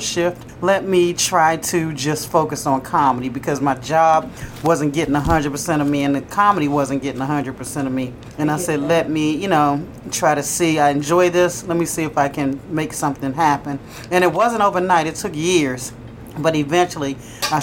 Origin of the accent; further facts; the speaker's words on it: Maryland, United States; I grew up in Maryland